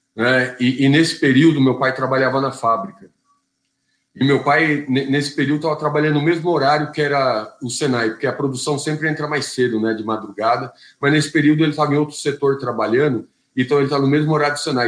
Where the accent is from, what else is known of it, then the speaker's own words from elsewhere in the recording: São Bernardo do Campo, São Paulo, Brazil; E eu nasci aqui em São Bernardo do Campo. Então sou batateiro da gema aqui